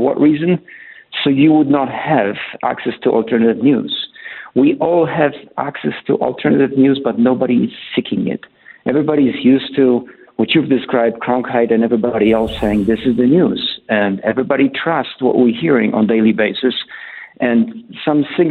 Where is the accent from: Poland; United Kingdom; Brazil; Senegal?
Poland; moved away as an adult; also born or lived in Germany / Canada; now in Colorado, United States; I was born in Poland in the 60s.